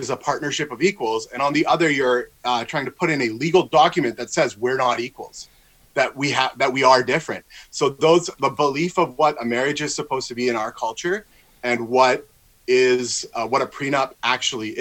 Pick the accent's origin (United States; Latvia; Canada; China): Canada; Victoria, British Columbia; I'm from Victoria, BC